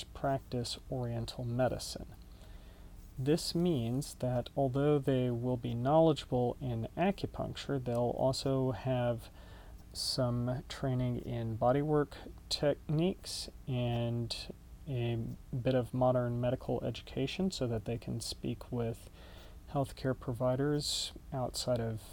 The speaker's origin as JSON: {"language": "English", "town": "Dallas", "region": "Texas", "country": "United States", "tie": "born or raised there", "also_born_or_lived": "Austin, Texas", "lives_now": "Denton, United States", "said": "I grew up in Dallas"}